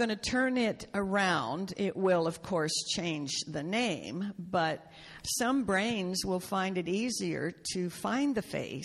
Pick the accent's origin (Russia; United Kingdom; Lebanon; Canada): Canada; I was born in Canada and it was part of the British Empire